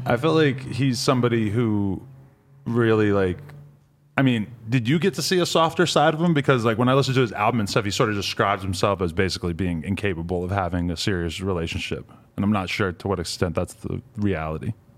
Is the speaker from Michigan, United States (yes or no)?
no; New Hampshire, United States; New Hampshire, where I'm from as well